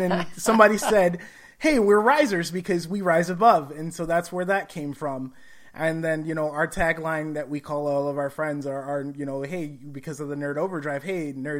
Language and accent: English; Gary, Indiana, United States; because I grew up in Gary, Indiana, so it was like roughly an hour and a half to hour, 45-minute trip to the hospital and back by car.